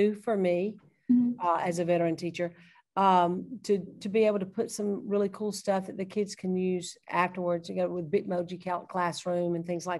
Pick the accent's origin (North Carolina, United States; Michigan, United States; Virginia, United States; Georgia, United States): Georgia, United States; Thomaston; I grew up in Thomaston, Georgia, and went to the public school there, R.E. Lee Institute.